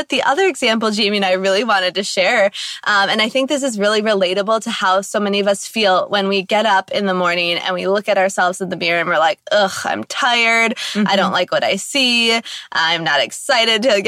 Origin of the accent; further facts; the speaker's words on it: Wisconsin, United States; we're from Wisconsin